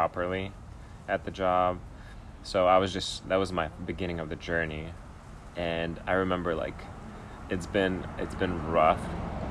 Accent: Ukraine; now in Portland, United States; I grew up in Ukraine

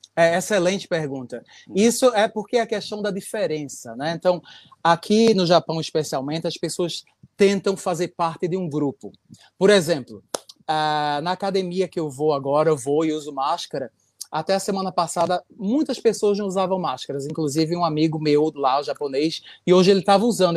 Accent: Recife, Pernambuco, Brazil; now in Japan; eu sou de Recife.

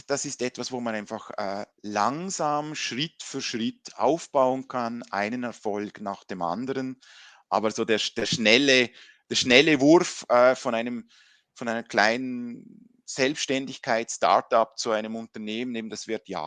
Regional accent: Liechtenstein; also born or lived in Switzerland; ich bin Liechtensteiner und auch Schweizer, also meine Mutter kommt von der Schweiz, ich war in der Schweiz eben beim Studium

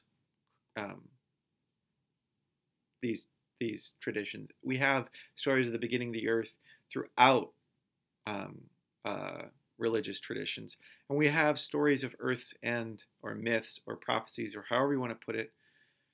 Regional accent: Michigan, United States; I live in Michigan, and I grew up in Michigan.

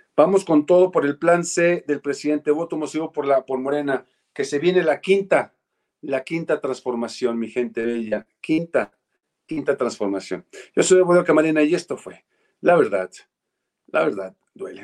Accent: Mexico; hubiéramos hecho los mexicanos y las mexicanas

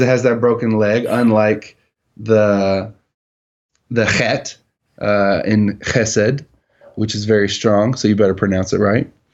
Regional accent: United States; I'm from America and that's how we do things.

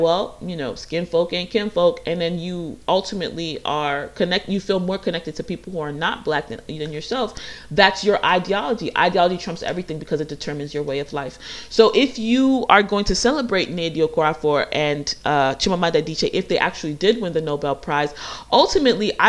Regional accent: United States; I grew up in America

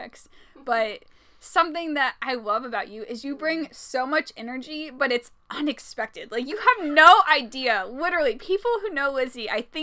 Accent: Indiana, United States; born and raised in Indiana, a Hoosier

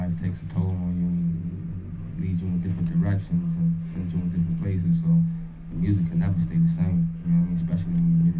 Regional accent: Boston, Massachusetts, United States; I'm from Boston.

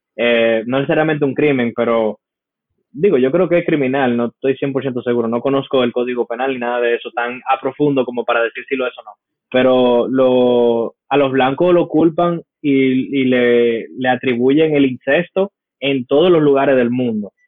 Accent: United States; como americano, a mí me dieron esto en el colegio

